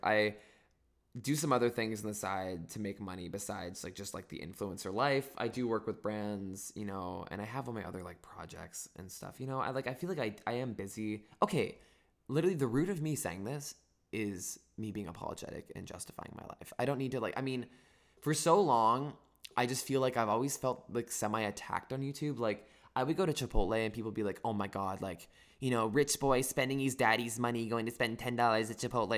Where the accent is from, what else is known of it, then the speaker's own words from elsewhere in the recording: Northern California, United States; I'm from Northern California